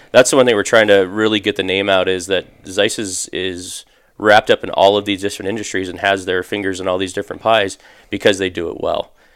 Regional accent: Phoenix, Arizona, United States; I'm actually originally from, from Phoenix. I grew up in North Phoenix, uh, graduated high school here

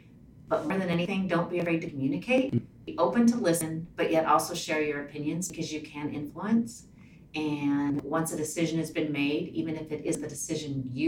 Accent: Ralston, Nebraska, United States; also born or lived in Lincoln, Nebraska / Alliance, Nebraska; now in Omaha, United States; Grew up in Ralston. I went to Ralston High School and then University of Nebraska-Lincoln

